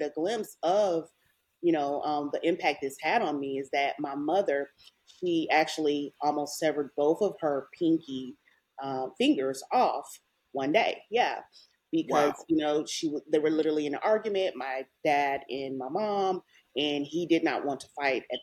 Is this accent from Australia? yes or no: no; Channelview, Texas, United States; I'm from Houston, I was, you know, raised in a suburb outside of Houston. It's Channelview